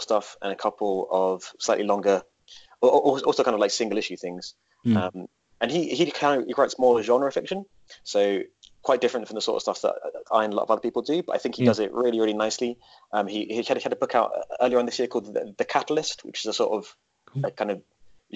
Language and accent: English; Essex, East of England, United Kingdom; moved away; I used to work in a comic book shop back in my hometown in Essex